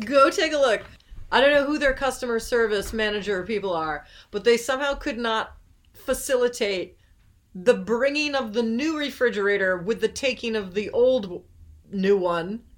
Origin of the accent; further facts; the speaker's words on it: Cape Cod, Massachusetts, United States; growing up on the Cape